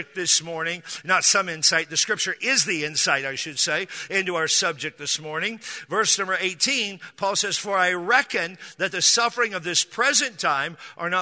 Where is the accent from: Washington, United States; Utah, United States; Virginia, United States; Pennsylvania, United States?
Washington, United States; now in San Diego, United States; I grew up in Washington State